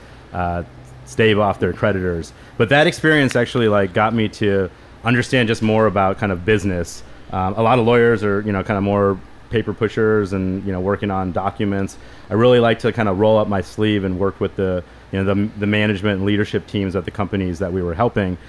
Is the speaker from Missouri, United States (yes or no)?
yes; St. Louis, Missouri, United States; moved away as an adult; also born or lived in Chicago; I grew up in St. Louis, Missouri.